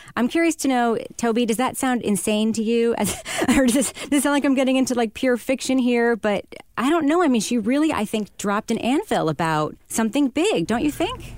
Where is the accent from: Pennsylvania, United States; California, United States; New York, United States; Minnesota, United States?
New York, United States; Long Island; I'm from Long Island